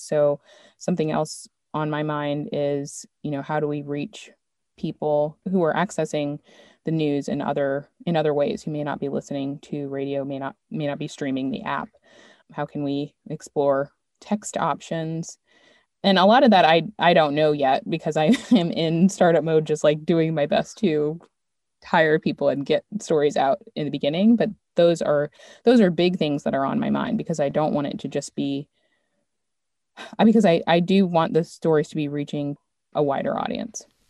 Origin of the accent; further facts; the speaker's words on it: Maryland, United States; moved away as an adult; also born or lived in New York / Los Angeles; I'm from Maryland